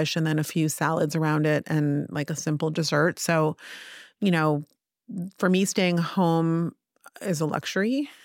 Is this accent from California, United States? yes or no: yes; Palo Alto, California, United States; now in Tel Aviv, Israel; I grew up in Palo Alto